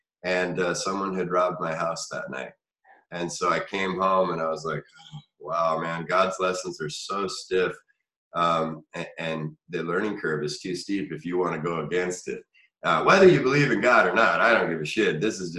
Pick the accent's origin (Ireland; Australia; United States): United States; Missoula, Montana; also born or lived in Spokane, Washington; Missoula, my hometown here.